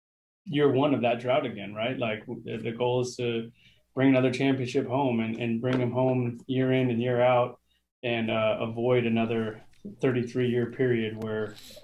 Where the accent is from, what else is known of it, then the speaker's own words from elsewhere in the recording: California, United States; growing up in Southern California and being well aware of the drought and what it would mean to the fans in LA and this organization.